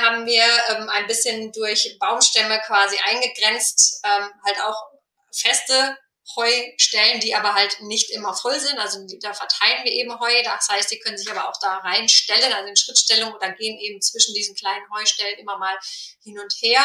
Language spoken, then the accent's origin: German; Ruhr area, North Rhine-Westphalia, Germany; moved away; ich komme jetzt ursprünglich aus dem Ruhrgebiet